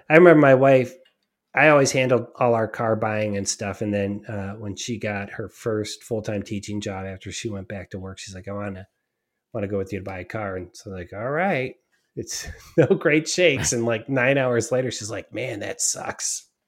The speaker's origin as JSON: {"language": "English", "town": "Cleveland", "region": "Ohio", "country": "United States", "tie": "born or raised there", "said": "I grew up in Cleveland"}